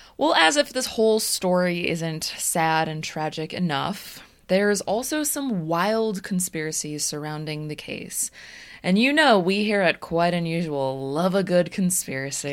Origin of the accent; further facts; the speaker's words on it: Des Plaines, Illinois, United States; We're from Des Plaines